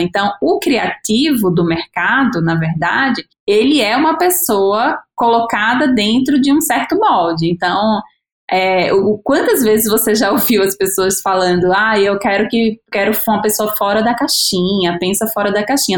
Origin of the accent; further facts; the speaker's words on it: Natal, Rio Grande do Norte, Brazil; now in São Paulo, Brazil; eu sou de Natal, moro em São Paulo há oito anos